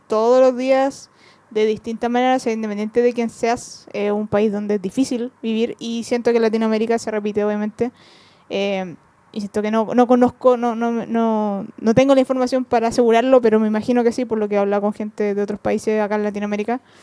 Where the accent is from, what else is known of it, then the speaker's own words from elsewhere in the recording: Chile; soy chilena